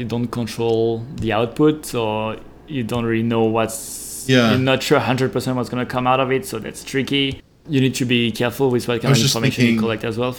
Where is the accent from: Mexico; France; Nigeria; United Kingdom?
France; English is a second language; now in San Francisco, United States; I live in San Francisco. I'm born and raised in France.